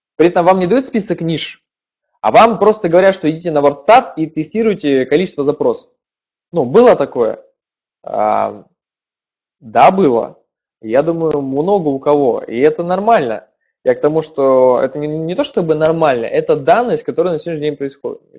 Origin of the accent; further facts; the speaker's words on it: Perm, Perm Krai, Russia; Я сам из Перми.